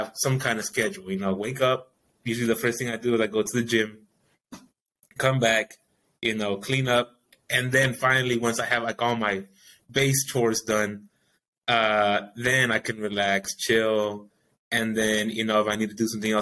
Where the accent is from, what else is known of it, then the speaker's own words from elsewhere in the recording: Greenland Park, Texas, United States; it's a majorly Hispanic area that I grew up in Greenland Park